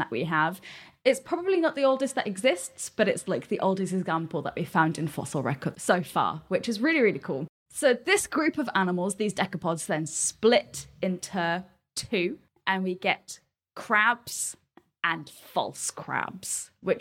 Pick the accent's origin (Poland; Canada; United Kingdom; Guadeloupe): United Kingdom; I'm British